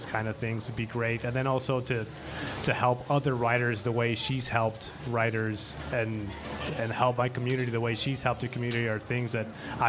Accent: El Paso, Texas, United States; moved away as an adult; now in Tucson, United States; I'm originally from El Paso, Texas. I was born and raised there

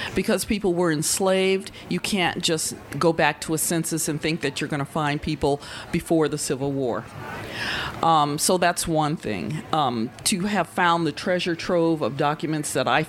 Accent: Tucson, Arizona, United States; also born or lived in Nevada / the American South; I'm not from the South either. I was raised here in Arizona and born in Nevada. Southern Arizona

